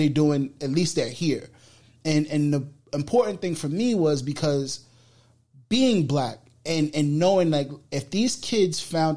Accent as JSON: {"language": "English", "town": "New York City", "region": "New York", "country": "United States", "said": "I'm from the Bronx"}